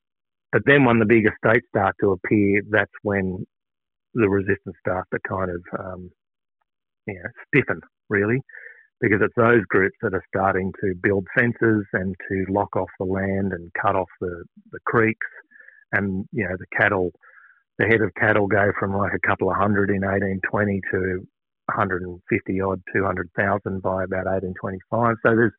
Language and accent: English; Singleton, New South Wales, Australia; I grew up in Singleton and you can stand and look one way for 40 Ks and see the mountains, and then you turn around and look the other way and it's 40 Ks away and you can see the mountains. But everything in between that's flat as.